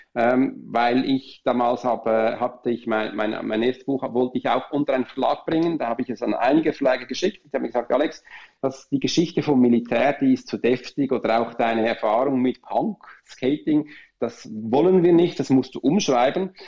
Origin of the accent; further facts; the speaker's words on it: Switzerland; wir Schweizer